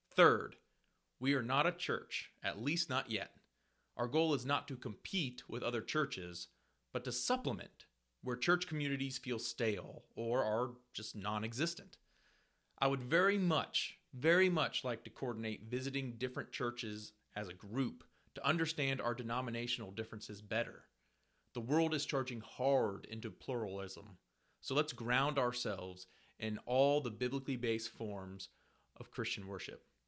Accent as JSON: {"language": "English", "region": "Ohio", "country": "United States", "tie": "born or raised there", "moved": "yes", "lives_now": "Lexington, United States", "said": "I grew up in Ohio, but now live in Lexington, Kentucky"}